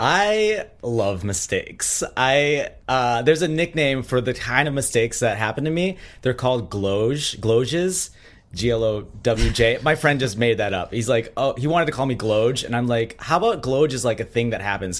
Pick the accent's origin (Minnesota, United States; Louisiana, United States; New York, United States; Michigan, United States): Minnesota, United States; I grew up in Minnesota